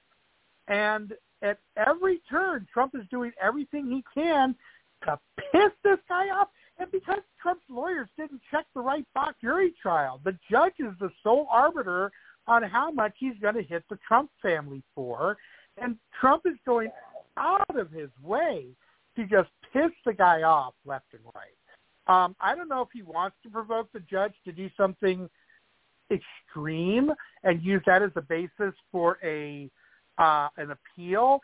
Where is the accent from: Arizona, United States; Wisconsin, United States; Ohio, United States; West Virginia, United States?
Ohio, United States; I'm from Ohio.